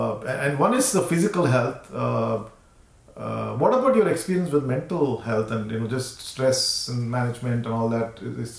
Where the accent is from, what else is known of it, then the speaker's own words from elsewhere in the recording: Houston, Texas, United States; Yeah, and we're from Houston, so we'll be nicer to Houston.